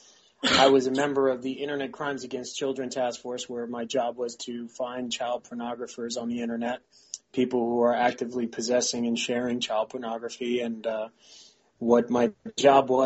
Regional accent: New York City, New York, United States; moved away as an adult; also born or lived in United Kingdom; now in Pennsylvania, United States; I'm from the South Bronx, born and raised in Bronx Lebanon Hospital, right there in the Grand Concourse in Mount Eden.

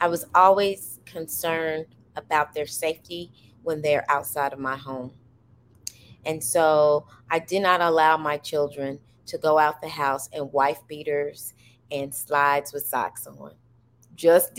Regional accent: United States; I'm an American, and I happen to have African blood

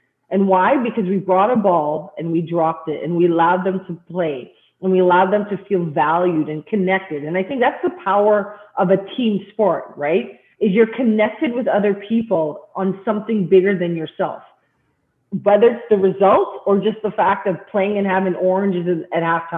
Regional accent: Canada; I'm Canadian

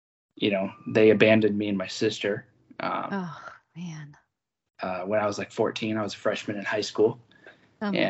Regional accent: Salem, Oregon, United States; I was born in Salem, Oregon. You know, mm-hmm. live in Salem, Oregon right now

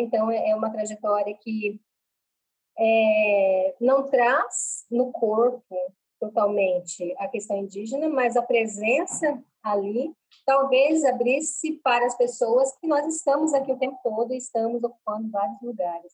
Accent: Cuiabá, Mato Grosso, Brazil; accent: Cuiabano; Falo com vocês aqui de Cuiabá, Mato Grosso, é a cidade onde eu moro né, e onde eu nasci

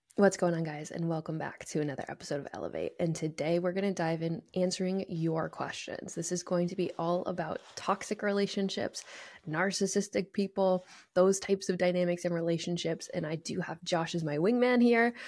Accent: New England, United States; moved away; I grew up in New England

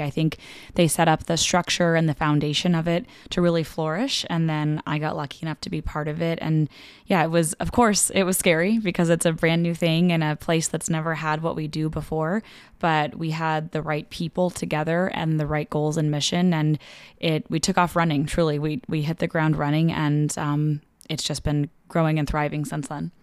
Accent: West Coast, United States; moved away as an adult; also born or lived in Los Angeles / Arizona / Cincinnati; now in Omaha, United States; I grew up on the West Coast um, pretty much entirely

